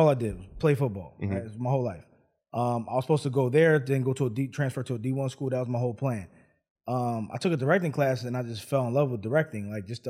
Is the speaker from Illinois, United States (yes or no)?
no; Philadelphia, Pennsylvania, United States; also born or lived in Los Angeles / New York / New Orleans / Atlanta; So I'm from Philadelphia. Lived in probably every major city in the world, probably from what is it? Los Angeles, New York, New Orleans, Atlanta, New Jersey.